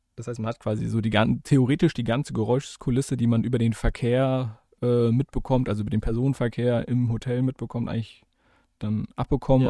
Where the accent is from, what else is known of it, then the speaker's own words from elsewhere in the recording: Germany; als Deutscher